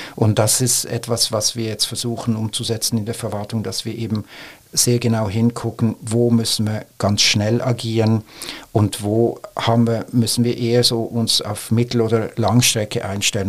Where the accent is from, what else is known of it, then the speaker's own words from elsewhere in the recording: Switzerland; now in Germany; jetzt als Schweizer